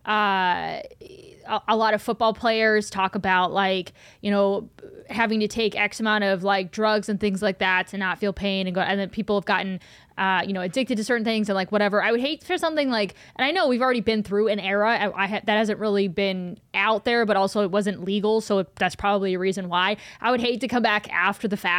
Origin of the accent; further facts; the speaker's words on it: Cleveland, Ohio, United States; moved away as an adult; I grew up in Cleveland, and I I haven't lived in Cleveland since I was 18.